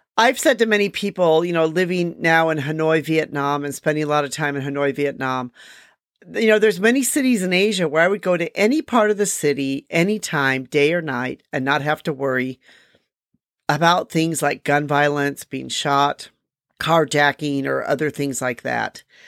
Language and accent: English; Milwaukee, Wisconsin, United States; moved away as an adult; I grew up outside Milwaukee, Wisconsin